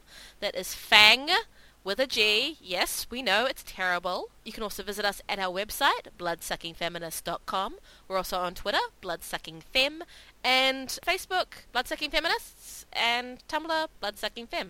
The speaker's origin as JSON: {"language": "English", "country": "New Zealand", "tie": "born or raised there", "moved": "yes", "said": "my hometown"}